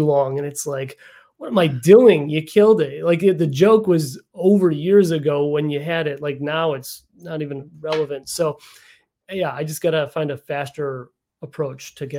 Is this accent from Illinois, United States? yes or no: yes; Chicago suburbs, Illinois, United States; I grew up in the Chicago suburbs.